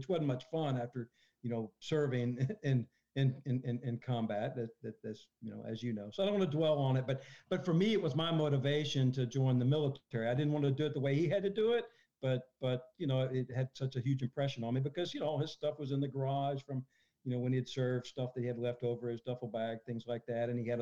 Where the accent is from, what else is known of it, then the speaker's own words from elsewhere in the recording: Conway, Arkansas, United States; my hometown, Conway, Arkansas, north of Little Rock